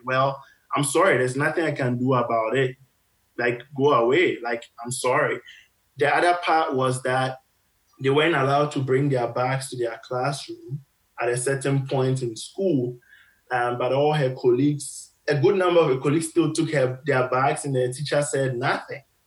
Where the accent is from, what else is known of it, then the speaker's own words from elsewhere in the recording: Ghana; moved away as an adult; now in Canada; I grew up in Ghana.